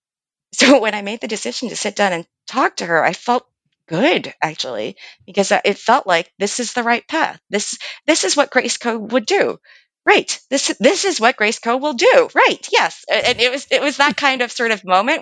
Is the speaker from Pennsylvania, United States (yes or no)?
yes; Lower Merion, Pennsylvania, United States; also born or lived in Philadelphia; I grew up outside of Philadelphia in Lower Merion. I was born at Hahnemann Hospital in Philadelphia